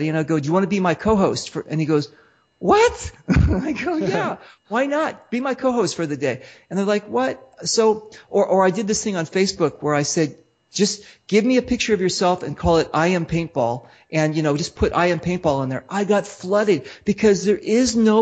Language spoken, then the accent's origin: English; United States; I'm American